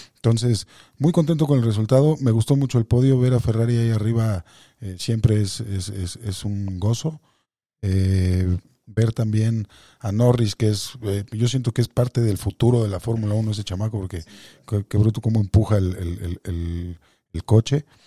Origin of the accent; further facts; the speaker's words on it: Mexico; como mexicano